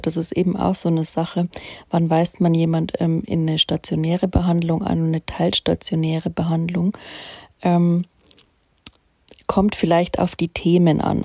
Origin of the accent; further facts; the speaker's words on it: Bavaria, Germany; also born or lived in Munich; bei uns in Bayern am Chiemsee